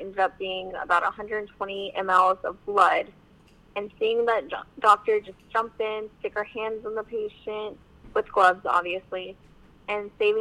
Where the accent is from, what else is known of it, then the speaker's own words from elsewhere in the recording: San Antonio, Texas, United States; I'm from San Antonio